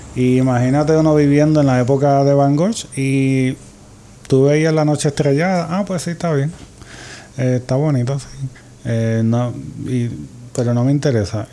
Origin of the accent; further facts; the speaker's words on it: Puerto Rico; desde la perspectiva como escritores puertorriqueños